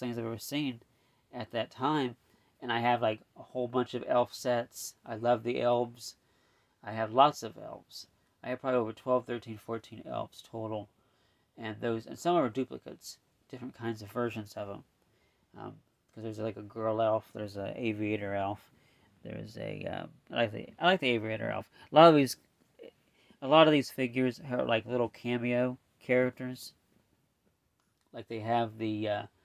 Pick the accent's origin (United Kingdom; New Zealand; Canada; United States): United States; Indiana; I'm from Indiana